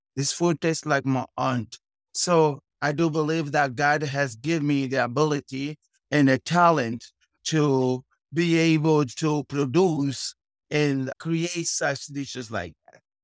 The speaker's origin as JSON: {"language": "English", "town": "Cape Town", "region": "Western Cape", "country": "South Africa", "tie": "born or raised there", "also_born_or_lived": "Luanda, Angola", "moved": "as an adult", "lives_now": "Katy, United States", "said": "I was born in Angola and Luanda. I was raised in okay. South Africa, Cape Town."}